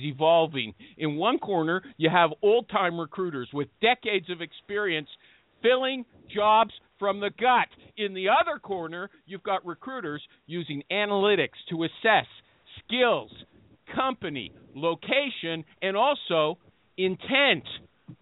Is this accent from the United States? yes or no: no; Canada; I'm Canadian